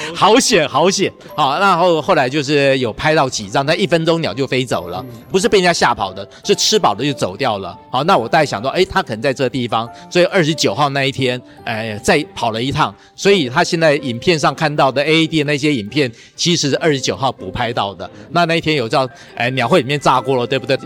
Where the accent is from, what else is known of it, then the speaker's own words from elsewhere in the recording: Taiwan; 我们台南市的野鸟学会的人